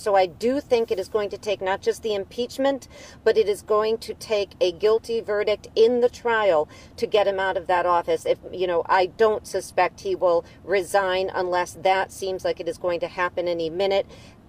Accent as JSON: {"language": "English", "region": "New York", "country": "United States", "said": "I'm a New Yorker. I live in New York, and I followed, you know, Governor Cuomo throughout all three of his runs for office."}